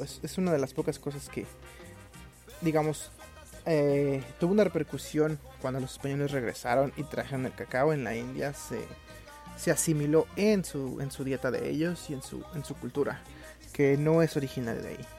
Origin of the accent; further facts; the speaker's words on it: Mexico City, Mexico; moved away; mi ciudad de origen, que es la Ciudad de México